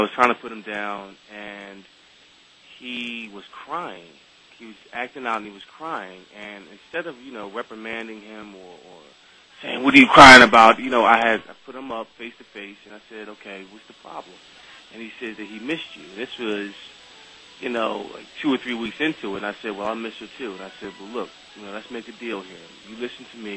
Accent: Philadelphia, Pennsylvania, United States; I grew up in Philadelphia without a father

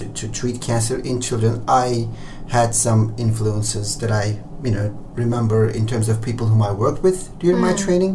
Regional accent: Ankara, Turkey; first language Turkish; English is a second language; moved away as an adult; now in Houston, United States; I was born in the capital city of Turkey, which is Ankara.

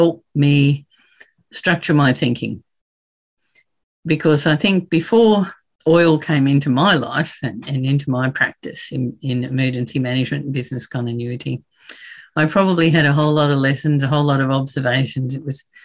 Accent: Brisbane, Queensland, Australia; in Brisbane, in my hometown

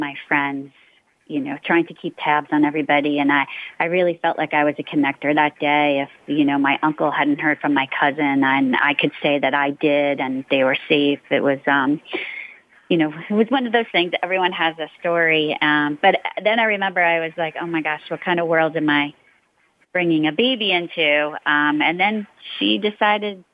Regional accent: New York, United States; also born or lived in Northern Virginia; I'm a lifer, a New Yorker. I grew up in New York. You know, I was born there

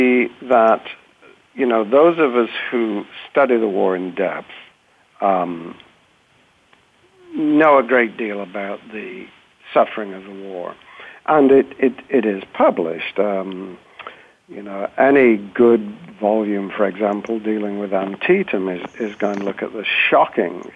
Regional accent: United Kingdom; now in United States; being British originally

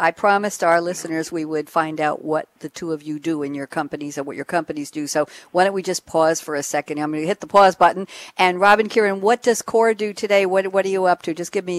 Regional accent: New York, United States; I think I'm fairly accent neutral, even though I was born and raised in New York. I don't hear myself as having a New York-y accent.

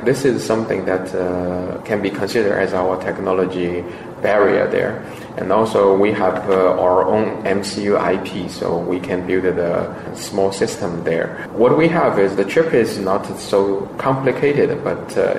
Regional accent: Shanghai, China; moved away; also born or lived in United States; Shanghai is my hometown

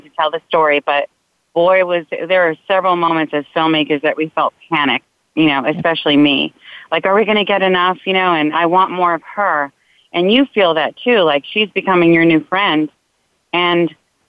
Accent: New York, United States; I'm Italian, I'm from New York

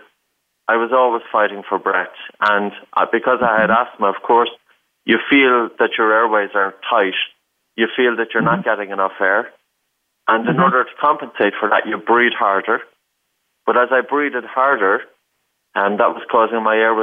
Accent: Ireland; I grew up in Ireland.

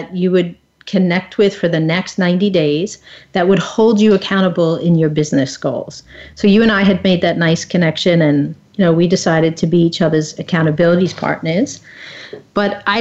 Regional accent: Long Island, New York, United States; I'm from Long Island, New York

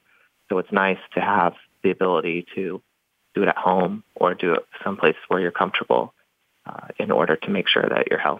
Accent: the South, United States; it was designed for children like me growing up in the South that don't feel comfortable approaching, you know, rainbows and butterflies yet.

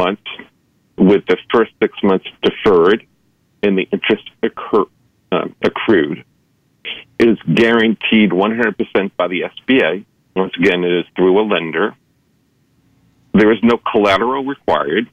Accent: East Coast, United States; now in Los Angeles, United States; I grew up in the East Coast.

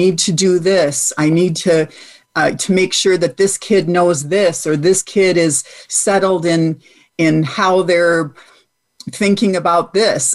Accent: Michigan, United States; moved away as an adult; also born or lived in Virginia; my home state of Michigan

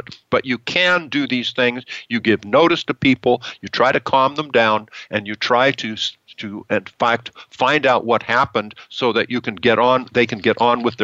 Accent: United States; we in our country have many benefits for being American citizens

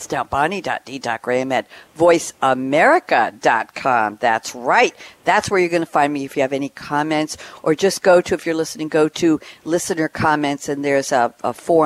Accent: Long Island, New York, United States; moved away as an adult; now in Durham, United States; I've relocated from Long Island, New York. Yes, I'm a New Yorker born and bred, to Durham, North Carolina

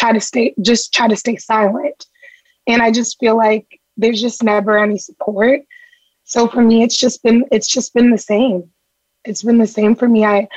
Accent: Boston, Massachusetts, United States; While I am Nigerian, I'm from Boston.

